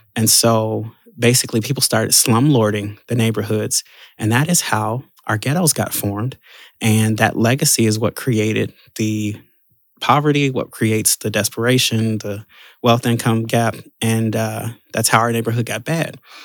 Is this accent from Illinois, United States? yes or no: yes; Chicago, Illinois, United States; I'm born and raised in Chicago